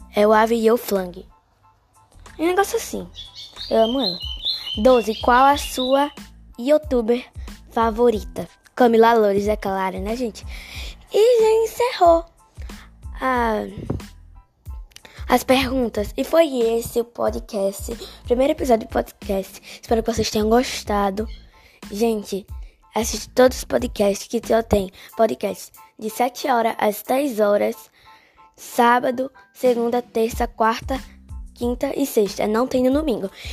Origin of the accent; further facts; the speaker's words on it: Guarabira, Paraíba, Brazil; Eu moro no sítio Maciel, zona rural de Guarabira. Moro na Paraíba, né? Sou paraibana